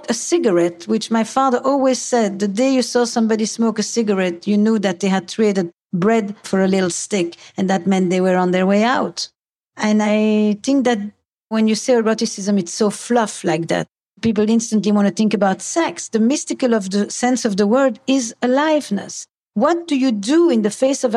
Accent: Antwerp, Flanders, Belgium; I come from Antwerp

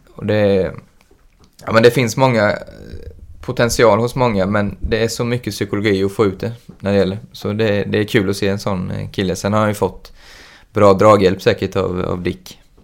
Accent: Jönköping, Jönköping County, Sweden; Jag kommer från Jönköping

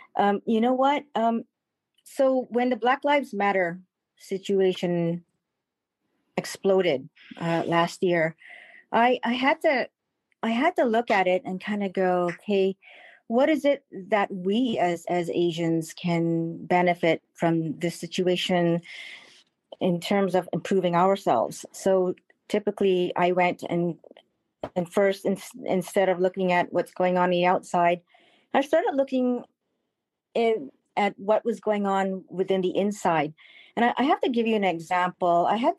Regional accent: Malaysia; I'm first generation from Malaysia.

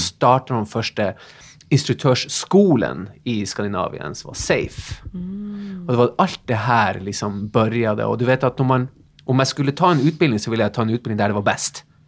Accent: Tromsø, Troms, Norway; Swedish is a second language; moved away as an adult; now in Sweden; Ja, jag är ju eh, norsk egentligen. Jag flyttade till Sverige i 97, så jag har bott här några år. Jag är från Tromsö i Nordnorge

